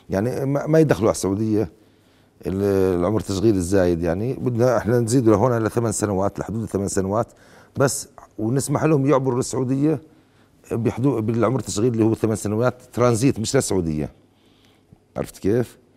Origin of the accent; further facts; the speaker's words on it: Jordan; وأنا وأقول كأردني أننا كأردنيون مهما اشتدت بنا الشدائد والأزمات نقف كلنا في نجدة الوطن